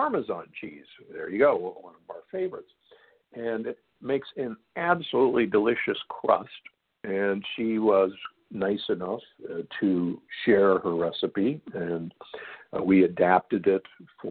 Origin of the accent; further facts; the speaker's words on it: Midwest, United States; moved away; I grew up in the Midwest